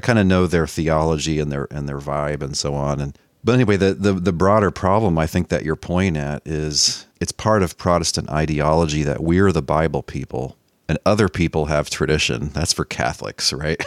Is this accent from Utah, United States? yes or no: no; Dallas, Texas, United States; I grew up in North Dallas